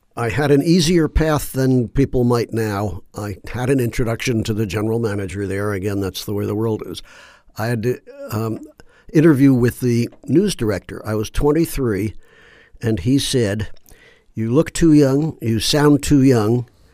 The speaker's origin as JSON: {"language": "English", "town": "Washington", "region": "District of Columbia", "country": "United States", "tie": "born or raised there", "also_born_or_lived": "Baltimore", "moved": "yes", "said": "I grew up in Washington, D C"}